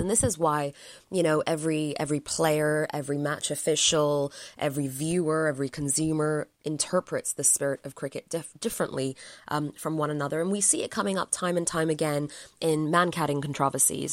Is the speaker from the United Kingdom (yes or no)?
yes; England, United Kingdom; I'm from England